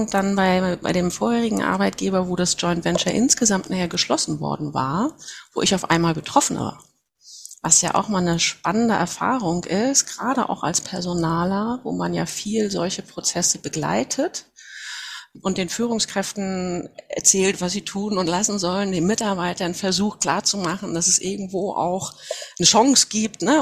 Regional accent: Mecklenburg-Vorpommern, Germany; Ich bin Mecklenburgerin, komme von der Wismarischen Ostseeküste, 47 Jahre alt mittlerweile

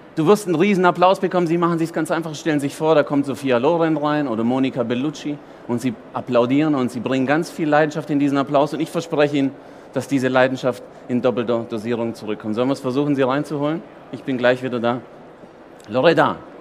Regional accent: Germany; Italiener in Deutschland geboren

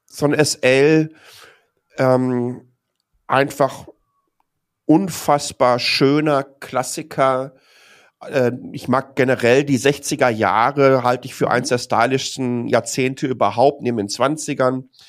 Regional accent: Dortmund, North Rhine-Westphalia, Germany; moved away as an adult; now in Taipei, Taiwan; ich bin in Dortmund geboren

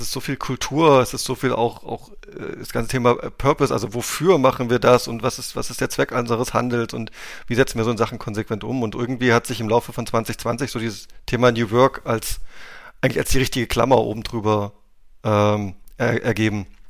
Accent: Wittenberg, Saxony-Anhalt, Germany; also born or lived in Magdeburg; geboren in der Lutherstadt Wittenberg, wunderschön, mit unendlich Historie äh, und auch da in der Nähe aufgewachsen

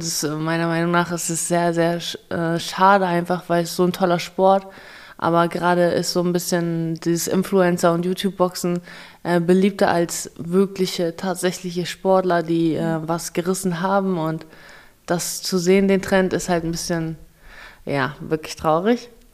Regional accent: Kazakhstan; moved away; ich bin in Kasachstan geboren

